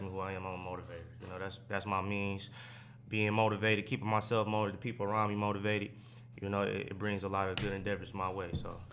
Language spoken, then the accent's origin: English; Oak Park, Michigan, United States; also born or lived in Detroit; I grew up in Oak Park.